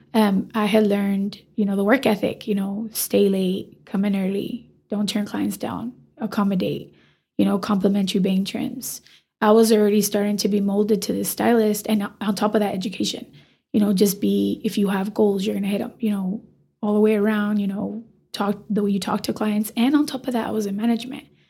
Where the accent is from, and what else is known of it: Amarillo, Texas, United States; born or raised there